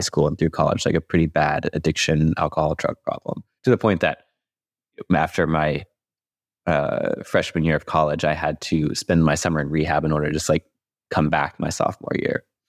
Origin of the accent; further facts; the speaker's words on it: Louisville, Kentucky, United States; moved away; I'm from Louisville, Kentucky originally.